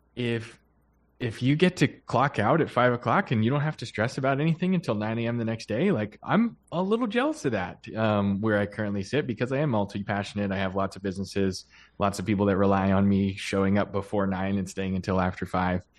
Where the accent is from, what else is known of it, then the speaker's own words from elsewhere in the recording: Pennsylvania, United States; I grew up in Pennsylvania